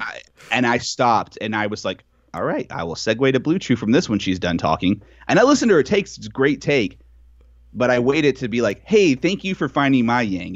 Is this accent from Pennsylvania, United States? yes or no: no; Texas, United States; as a Texan